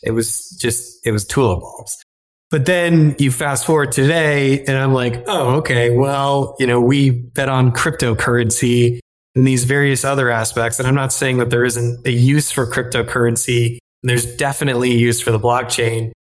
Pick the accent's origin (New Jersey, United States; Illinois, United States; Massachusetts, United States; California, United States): Illinois, United States; moved away as an adult; also born or lived in Texas; now in New York City, United States; originally I'm from Illinois where I grew up in corn and soybean country.